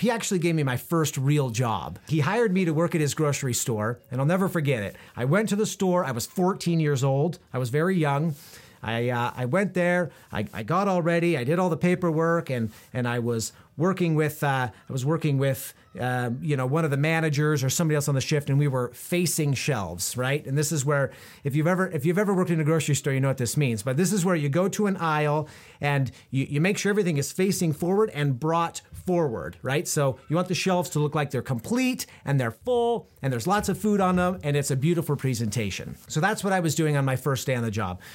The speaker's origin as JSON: {"language": "English", "town": "Prineville", "region": "Oregon", "country": "United States", "tie": "born or raised there", "said": "We moved around a little bit when I was a kid, but I grew up mostly in Central Oregon, in a small town called Prineville"}